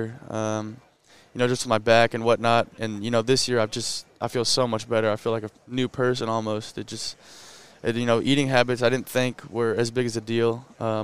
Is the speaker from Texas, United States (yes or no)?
yes; Southlake, Texas, United States; also born or lived in Columbus, Ohio; now in Austin, United States; I'm from Southlake.